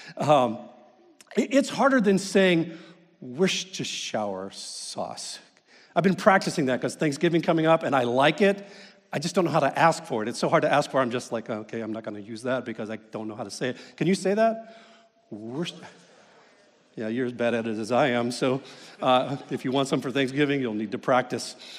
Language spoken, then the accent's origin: English; Kentucky, United States; I grew up in Kentucky